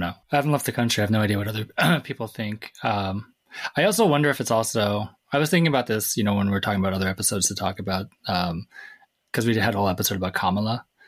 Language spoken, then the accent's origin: English; Everett, Washington, United States; I'm from Everett, Washington